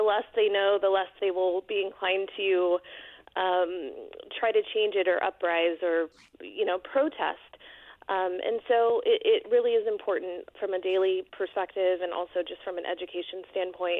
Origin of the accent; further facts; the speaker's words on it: Bay Area, California, United States; now in Alamo, United States; My husband and I are born and raised in the Bay Area